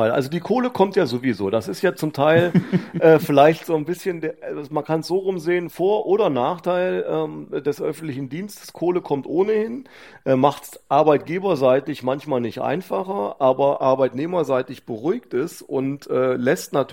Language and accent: German; Hofgeismar, Hesse, Germany; weil mir Hofgeismar am Herzen liegt, weil ich Hofgeismar einfach liebe, ist meine Heimat